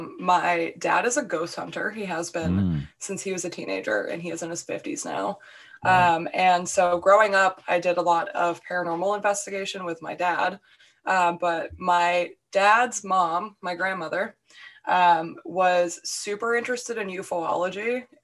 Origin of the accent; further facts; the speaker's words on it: New Hampshire, United States; I'm pretty open about the fact that I'm from New Hampshire